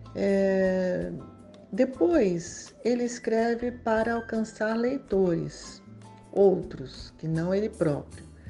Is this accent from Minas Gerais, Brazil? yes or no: no; São Paulo, Brazil; also born or lived in Macaé / France / Rio de Janeiro; now in Manaus, Brazil; eu nasci em, em São Paulo em 1960